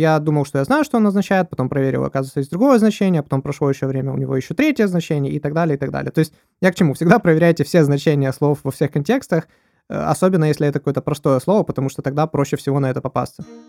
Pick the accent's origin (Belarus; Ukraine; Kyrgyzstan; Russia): Ukraine; я с Украины